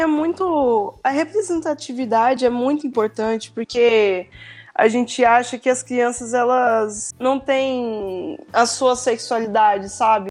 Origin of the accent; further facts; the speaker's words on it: Belo Horizonte, Minas Gerais, Brazil; eu sou de BH